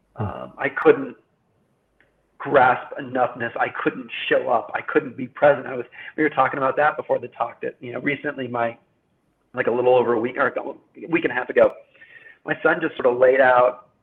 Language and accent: English; United States; I'm an American